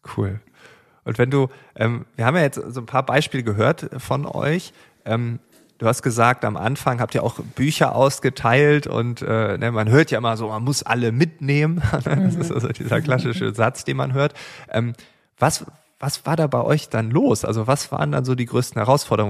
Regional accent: East Frisia, Lower Saxony, Germany; als Ostfriese

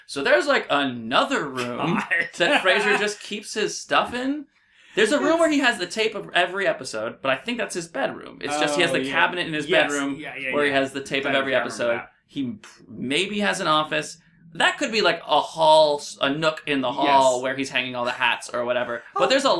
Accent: New York, United States; I grew up in New York

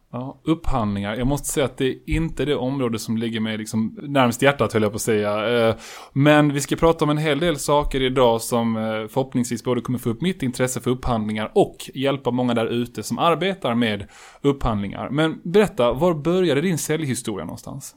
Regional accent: Colombia; now in Sweden; Jag är ju från Colombia

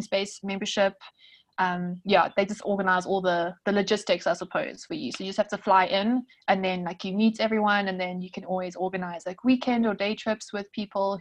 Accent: South Africa; I'm a South African travel blogger and freelance writer

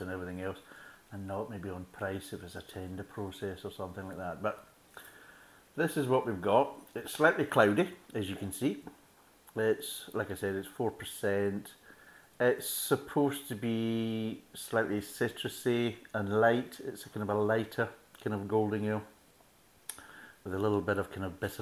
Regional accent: Scotland, United Kingdom; me being a Scotsman

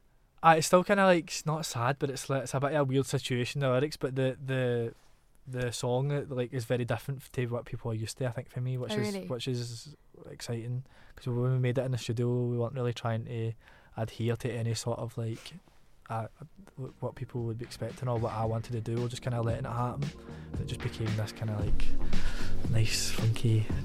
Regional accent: Glasgow, Scotland, United Kingdom; Glasgow, like the bullshit-o-meter is so potent. Like, every time I come home, my mum's like, check my accent to make sure it's still in check. I could never change my accent

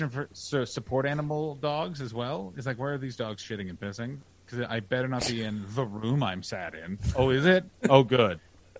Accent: Canada

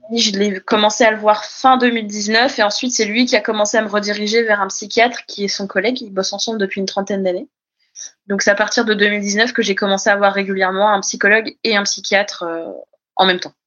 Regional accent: Brittany, France; moved away as an adult; also born or lived in Paris; je suis euh, bretonne

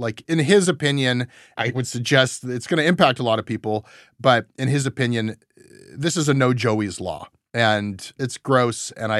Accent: Canada; This is the saddest part of being Canadian.

